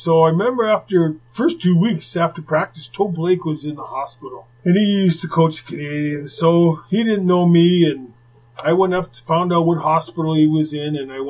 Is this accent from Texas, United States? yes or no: yes; Texas, United States; because I came from Texas, so I remember the first day. I wore this cowboy outfit.